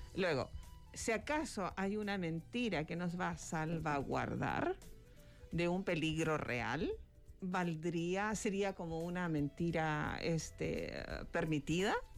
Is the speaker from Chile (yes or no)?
yes; Chile; now in Mexico; mi país natal